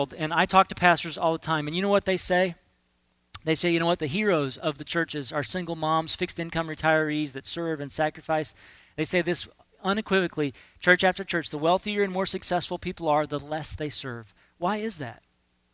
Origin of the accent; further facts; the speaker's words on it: United States; I'm an American. I live in this culture too